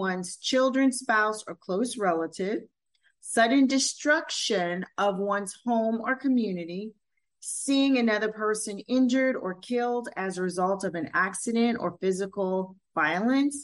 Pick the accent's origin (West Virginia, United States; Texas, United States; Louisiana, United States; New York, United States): Louisiana, United States; In my community, Creole, African-American background, born in Louisiana